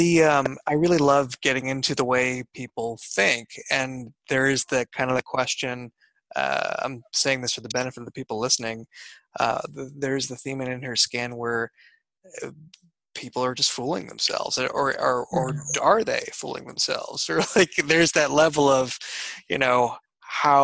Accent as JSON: {"language": "English", "town": "Boston", "region": "Massachusetts", "country": "United States", "tie": "born or raised there", "said": "growing up in Boston"}